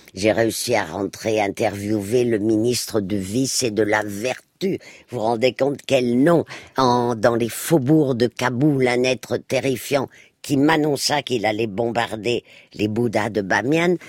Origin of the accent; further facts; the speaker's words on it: Spain; moved away; moi qui ai passé mon enfance en Espagne